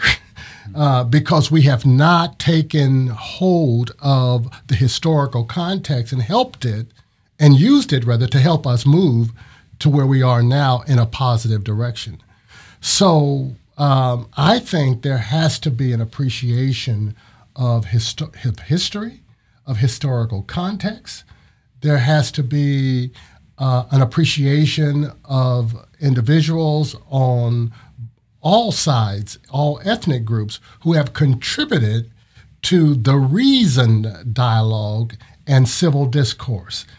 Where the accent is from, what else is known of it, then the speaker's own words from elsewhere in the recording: Ohio, United States; moved away as an adult; now in Florida, United States; I'm originally from Ohio.